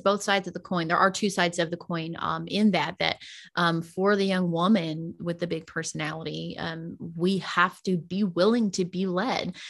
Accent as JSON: {"language": "English", "region": "the South", "country": "United States", "tie": "born or raised there", "moved": "yes", "lives_now": "Las Vegas, United States", "said": "I was raised in the South, I was raised in the Bible Belt"}